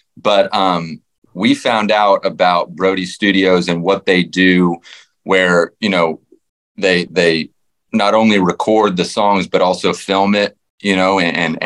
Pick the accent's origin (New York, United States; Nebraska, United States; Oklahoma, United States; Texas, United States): Texas, United States; Fort Worth; I grew up in the suburbs, you know, uh, but just being in Fort Worth